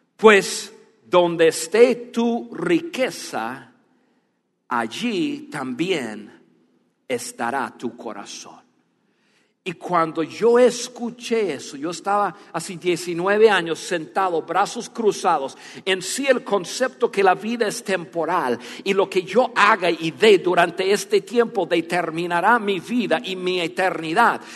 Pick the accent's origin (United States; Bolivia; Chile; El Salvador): United States; first language English; Spanish is a second language; moved away as an adult; also born or lived in Dallas, Texas; now in Mexico; yo soy más mexicano que, que, que norteamericano